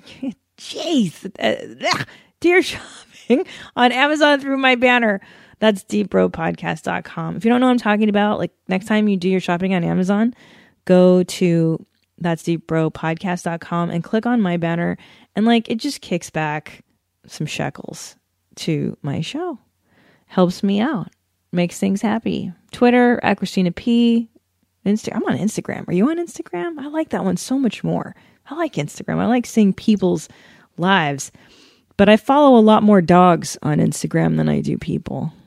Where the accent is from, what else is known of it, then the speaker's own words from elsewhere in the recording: Los Angeles, California, United States; I grew up doing that here